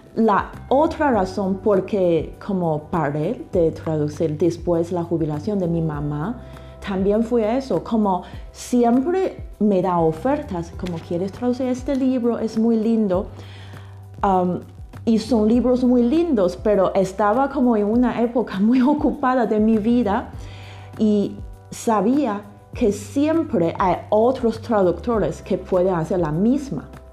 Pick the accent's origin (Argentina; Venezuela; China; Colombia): China; Spanish is a second language; also born or lived in England; now in Mexico; yo soy china